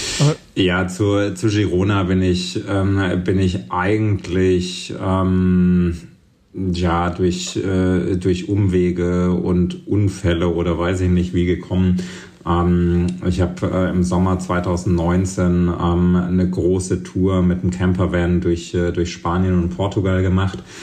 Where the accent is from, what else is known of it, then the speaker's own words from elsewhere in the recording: Thuringia, Germany; moved away as an adult; also born or lived in Leipzig / Berlin; bin eben in Thüringen aufgewachsen und äh, bei mir um die Ecke in Ilmenau war so eine, äh, so eine Downhill World Cup Strecke